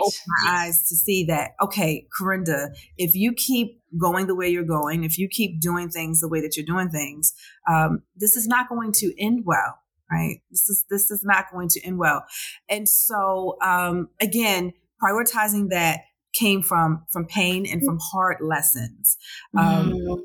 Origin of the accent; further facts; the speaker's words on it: Baltimore, Maryland, United States; I'm from Baltimore